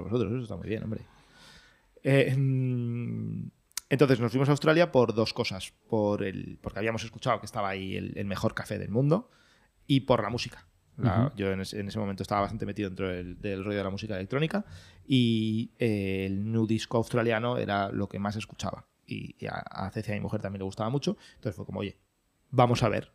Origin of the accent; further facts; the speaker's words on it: Valencia, Valencian Community, Spain; moved away as an adult; now in Madrid, Spain; yo soy de Valencia, mm, no vivía aquí en Madrid, y me vine a vivir aquí a Madrid por amor